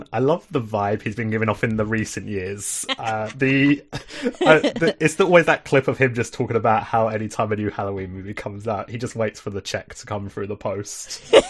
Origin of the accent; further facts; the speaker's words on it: England, United Kingdom; Yes, I am proper English. I think all my family is either from England...